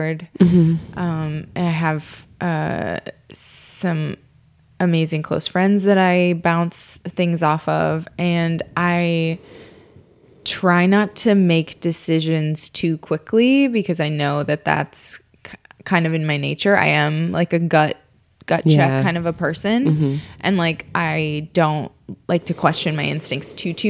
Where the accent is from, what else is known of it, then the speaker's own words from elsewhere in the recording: Minnesota, United States; moved away as an adult; also born or lived in Columbia, Missouri / St. Louis / Chicago; now in Los Angeles, United States; I grew up in Minnesota